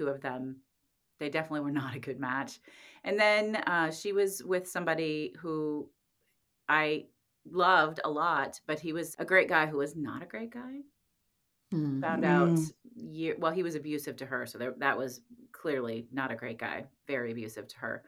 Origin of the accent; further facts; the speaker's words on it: Indianapolis, Indiana, United States; moved away as an adult; I grew up in Indianapolis